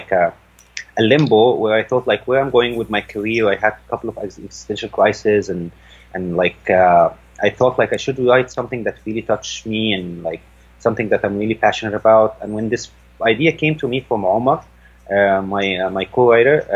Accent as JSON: {"language": "English", "country": "Saudi Arabia", "tie": "born or raised there", "also_born_or_lived": "France", "moved": "yes", "lives_now": "Cairo, Egypt", "said": "I was raised in Saudi Arabia."}